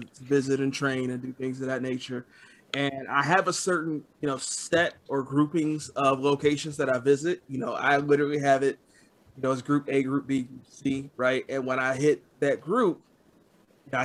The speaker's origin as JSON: {"language": "English", "town": "Detroit", "region": "Michigan", "country": "United States", "said": "I'm from Detroit"}